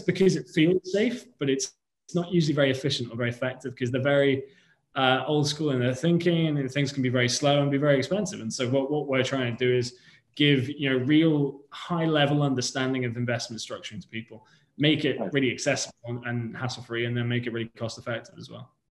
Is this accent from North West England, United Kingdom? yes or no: yes; Liverpool, North West England, United Kingdom; now in London, United Kingdom; my hometown of Liverpool